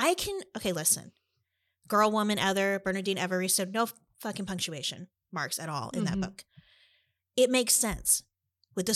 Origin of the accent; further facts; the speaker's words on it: Ames, Iowa, United States; growing up in Ames